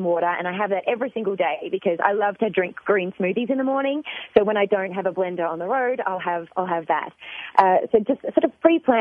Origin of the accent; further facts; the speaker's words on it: Australia; I'm from Australia